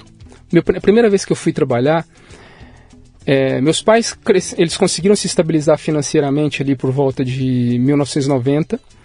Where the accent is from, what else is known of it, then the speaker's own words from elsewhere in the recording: Goiânia, Goiás, Brazil; also born or lived in Barra do Corda, Maranhão; eu nasci no interior do Maranhão, em Barra do Corda, né? E moro em Goiânia. Fui criado em Goiânia